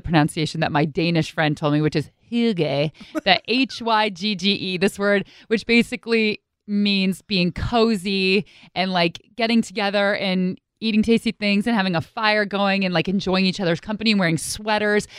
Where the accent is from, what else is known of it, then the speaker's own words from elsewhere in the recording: United States; accent: American; my American accent